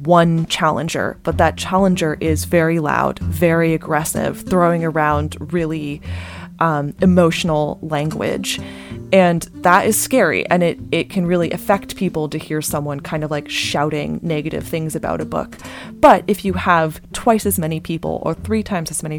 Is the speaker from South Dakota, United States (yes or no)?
no; Bay Area, California, United States; I grew up in the Bay Area